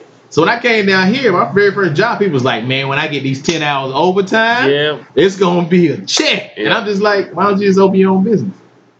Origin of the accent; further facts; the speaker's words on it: Atlanta, Georgia, United States; now in Columbia, United States; I'm originally from East Atlanta.